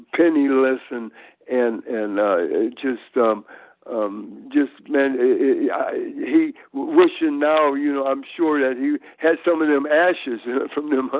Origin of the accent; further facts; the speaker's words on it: Hammond, Indiana, United States; also born or lived in Tennessee; now in Virginia, United States; we came up from Tennessee, was all born in Tennessee, but I was raised in Hammond, Indiana